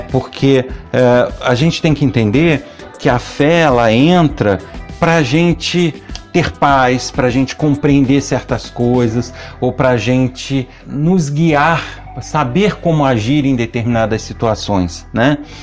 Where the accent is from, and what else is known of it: Nova Friburgo, Rio de Janeiro, Brazil; born or raised there